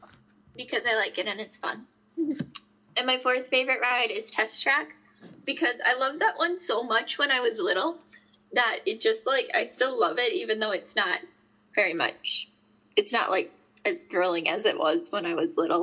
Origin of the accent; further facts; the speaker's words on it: Detroit, Michigan, United States; Wait, yeah, we're from Detroit.